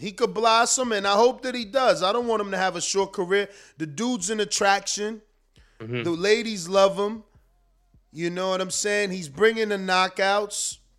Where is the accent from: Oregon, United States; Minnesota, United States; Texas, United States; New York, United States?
New York, United States; Long Island; because I'm from Long Island and I got to get sparring.